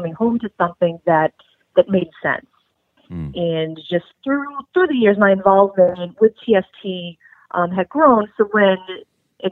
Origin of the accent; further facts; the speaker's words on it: New England, United States; I grew up in New England